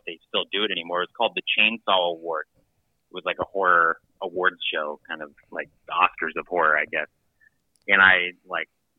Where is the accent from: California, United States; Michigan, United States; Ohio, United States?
Ohio, United States; moved away; I'm from Ohio. And from, you know, out in the country there